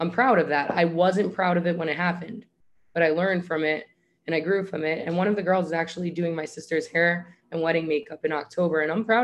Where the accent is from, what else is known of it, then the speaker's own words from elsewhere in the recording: New York, United States; moved away as an adult; also born or lived in South Florida; I'm from New York. I do hair